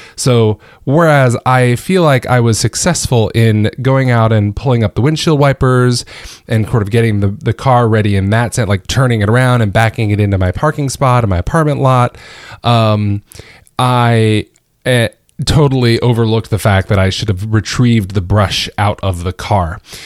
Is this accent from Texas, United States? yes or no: no; Georgia, United States; now in Northern Virginia, United States; born and raised in Georgia